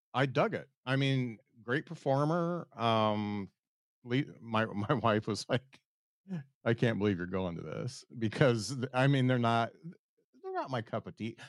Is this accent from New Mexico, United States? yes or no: no; South Bend, Indiana, United States; I am from South Bend